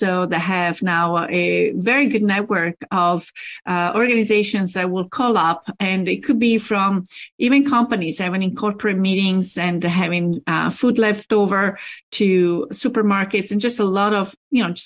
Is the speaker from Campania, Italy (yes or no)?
no; Rome, Lazio, Italy; now in Pittsburgh, United States; I'm from Rome